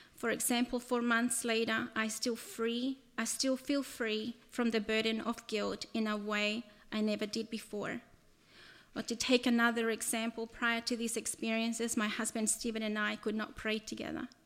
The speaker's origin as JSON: {"language": "English", "country": "El Salvador", "tie": "born or raised there", "moved": "yes", "said": "I was born in El Salvador and lived there during the first part of my childhood"}